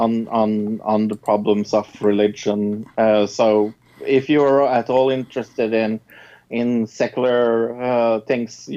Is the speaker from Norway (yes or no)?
yes; Norway; I'm from Norway.